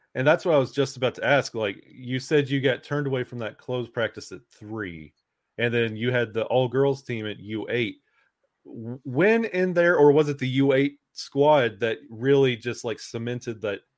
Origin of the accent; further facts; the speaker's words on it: Alabama, United States; I was born and raised in Alabama